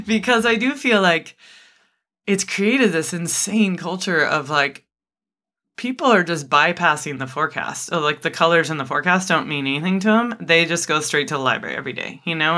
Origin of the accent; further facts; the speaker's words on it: United States; as American adults